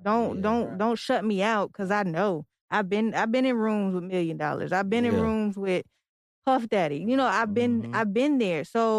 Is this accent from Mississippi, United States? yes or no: no; Detroit, Michigan, United States; now in Virginia, United States; I'm from Detroit.